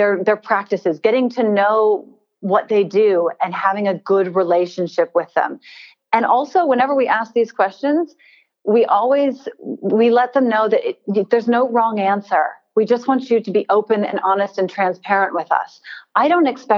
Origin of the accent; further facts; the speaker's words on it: United States; now in Australia; I'm American. I don't know if you can tell from my accent. And my country, we've had a rather deep and ugly history with slave trade.